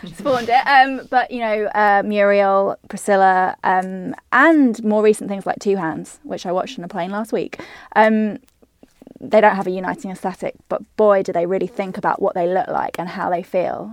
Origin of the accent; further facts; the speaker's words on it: United Kingdom; now in Australia; I'm a Brit